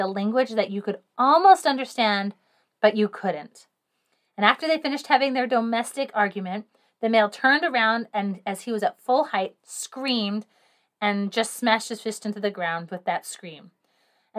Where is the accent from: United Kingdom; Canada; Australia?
United Kingdom; England; I am English